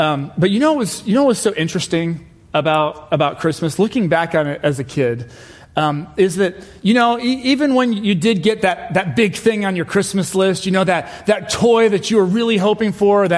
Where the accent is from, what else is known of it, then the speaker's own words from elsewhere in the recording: England, United Kingdom; I was born in England and my family is British